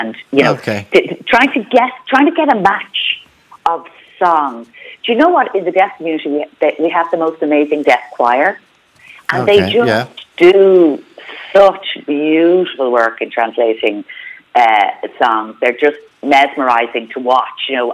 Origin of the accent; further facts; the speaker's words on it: Ireland; our culture as Irish people